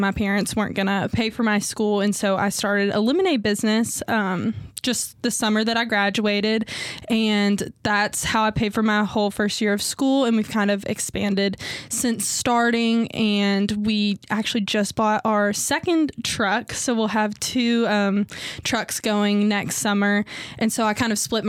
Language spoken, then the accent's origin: English; Owensboro, Kentucky, United States; also born or lived in Birmingham, Alabama; I grew up in Owensboro. I wasn't born here. I moved here when I was 2